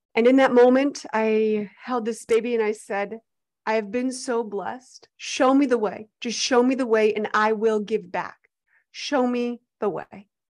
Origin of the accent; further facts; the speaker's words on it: Arizona, United States; I was born and raised in Arizona, actually fourth generation on my dad's side